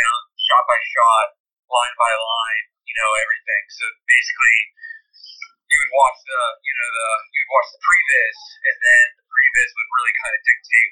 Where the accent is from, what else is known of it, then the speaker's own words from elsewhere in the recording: Pennsylvania, United States; moved away; also born or lived in Atlanta / Florida; I'm originally from Pennsylvania